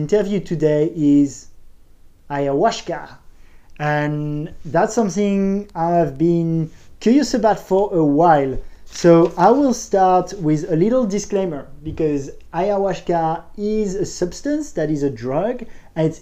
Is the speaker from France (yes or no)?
yes; Paris, Île-de-France, France; I'm from Paris, did a business school